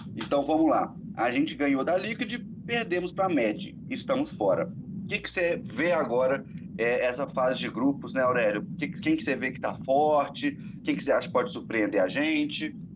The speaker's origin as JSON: {"language": "Portuguese", "country": "Brazil", "said": "eu sou brasileiro"}